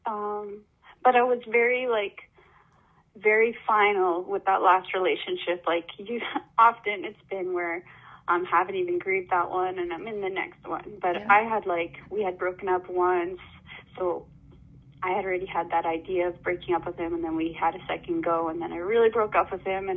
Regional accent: Manitoba, Canada; moved away; I moved away from Manitoba, where I grew up, away from my family.

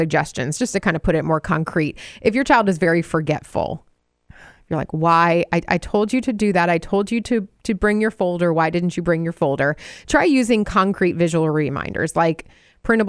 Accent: Wisconsin, United States; my home state of Wisconsin

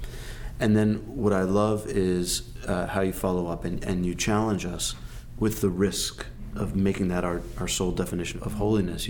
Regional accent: United States; as an American

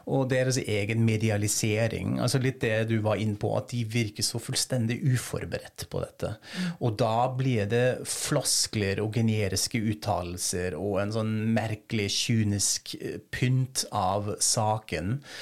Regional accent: Germany; moved away

